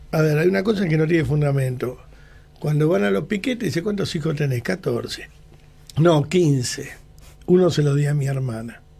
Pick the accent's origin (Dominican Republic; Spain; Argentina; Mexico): Argentina; Acá no hay nadie ni grato ni ingrato, somos todos argentinos, no hay que nombrar